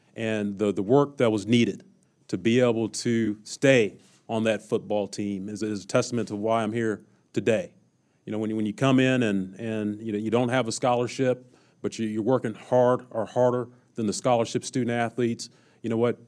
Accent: Kansas City, United States; moved away; when I was a young kid growing up in Kansas City

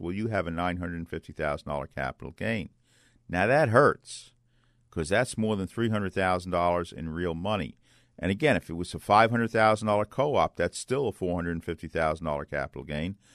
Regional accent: New York City, New York, United States; when I was a boy growing up in Bay Ridge, Brooklyn

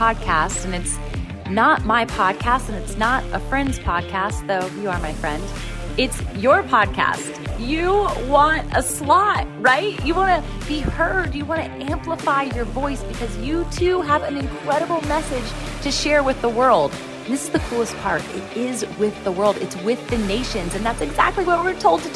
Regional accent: Virginia Beach, Virginia, United States; Virginia Beach, Virginia, and that's my hometown

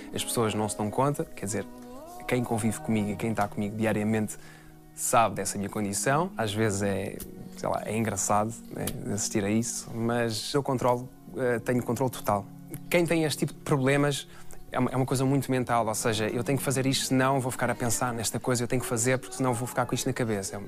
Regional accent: Massamá, Lisbon, Portugal; Eu cresci em Massamá, andei numa escola Montabrão

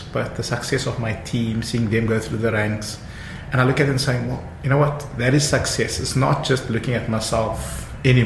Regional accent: Cape Town, Western Cape, South Africa; also born or lived in Johannesburg; Growing up in Mitchells Plain, I think for us success then was being a teacher or a principal

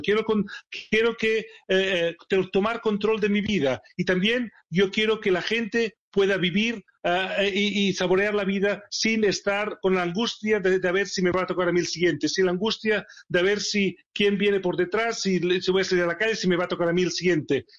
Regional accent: Barcelona, Catalonia, Spain; moved away as an adult; also born or lived in Sheffield, England; now in England, United Kingdom; Barcelona, es mi ciudad natal

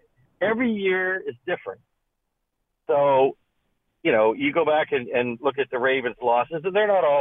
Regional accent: Pittsburgh, Pennsylvania, United States; now in Tampa, United States; I'm from Pittsburgh

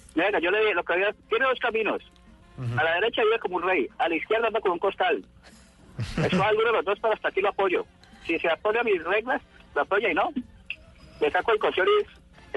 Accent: Roldanillo?, Valle del Cauca, Colombia; somos de aquí de Rosso

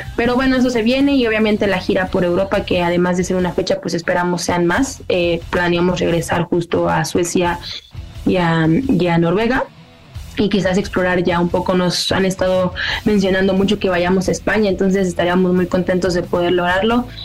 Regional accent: Mexico; first language Spanish; Somos una banda mexicana

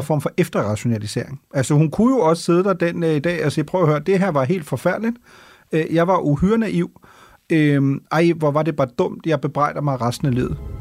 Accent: Germany; now in Denmark; som tysker

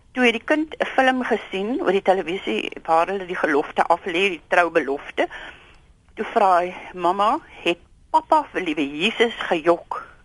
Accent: South Africa; ons as Suid-Afrikaners

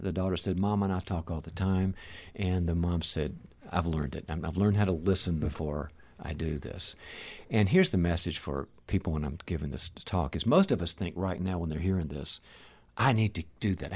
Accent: the South, United States; moved away; I'm originally from the South, and we call the chronics the bless their heart, folks

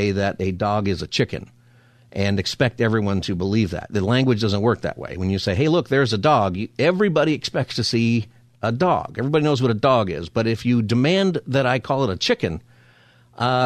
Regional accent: Palmdale, California, United States; also born or lived in Upland, California; I grew up in Palmdale

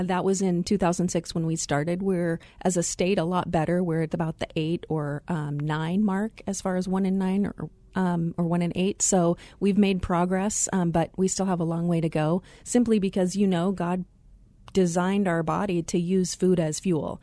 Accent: Glendale, Arizona, United States; also born or lived in Chicago area; I had the pleasure of growing up in the Glendale area.

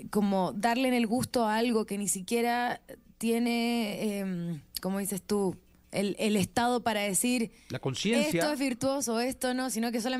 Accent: Viña del Mar, Valparaíso, Chile; Sí, soy de Viña.

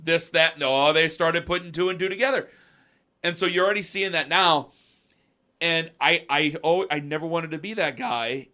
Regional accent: Cleveland, Ohio, United States; I'm from Cleveland, Ohio. I will die in Cleveland, Ohio

